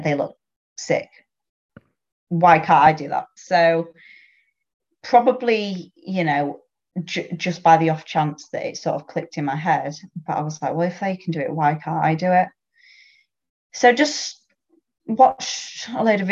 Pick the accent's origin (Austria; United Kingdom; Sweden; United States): United Kingdom; the north of England; accent: northern; from my accent, you can tell I'm from up north.